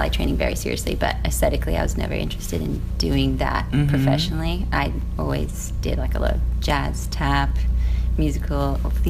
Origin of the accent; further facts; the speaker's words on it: Sydney, New South Wales, Australia; The outer suburbs of Sydney.